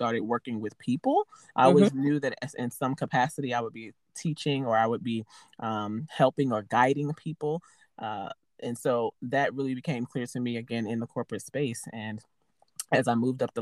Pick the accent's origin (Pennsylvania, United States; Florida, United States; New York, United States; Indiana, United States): New York, United States; New York City; I'm originally from Harlem, New York, born and raised there